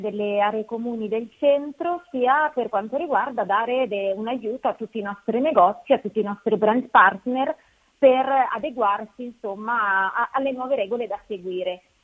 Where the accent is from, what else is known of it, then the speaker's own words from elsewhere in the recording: Milan, Lombardy, Italy; anche io sono di Milano